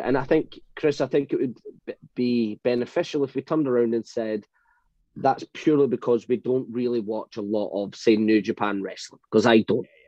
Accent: United Kingdom; I'm British

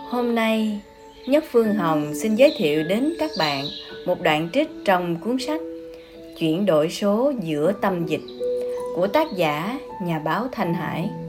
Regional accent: Phú Xuyên, Hanoi, Vietnam; mình đến từ Phú Xuyên.

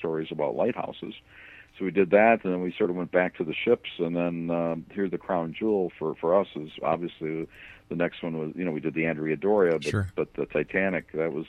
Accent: United States; I grew up on the Great Lakes. I grew up between Chicago and Milwaukee on Lake Michigan

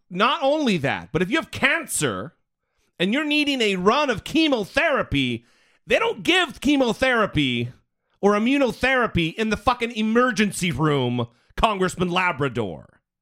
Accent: Idaho, United States; Brittany and I are, we're from Idaho

